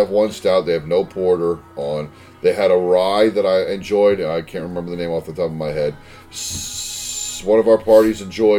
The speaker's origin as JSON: {"language": "English", "country": "Canada", "said": "Well, I'm a Canadian out in Oli."}